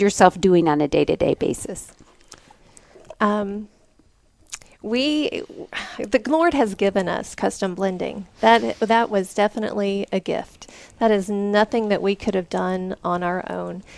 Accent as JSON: {"language": "English", "town": "Vincent", "region": "Alabama", "country": "United States", "tie": "born or raised there", "moved": "yes", "lives_now": "Colorado, United States", "said": "Vincent, Alabama, and that's about 30 miles south of Birmingham."}